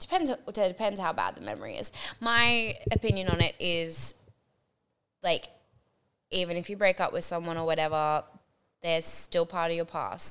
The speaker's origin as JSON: {"language": "English", "town": "Sydney", "region": "New South Wales", "country": "Australia", "tie": "born or raised there", "also_born_or_lived": "Townsville / Brisbane", "moved": "yes", "lives_now": "Gold Coast, Australia", "said": "Like, I grew up in Sydney and then moved to Townsville and then moved to Brisbane and now the Gold Coast."}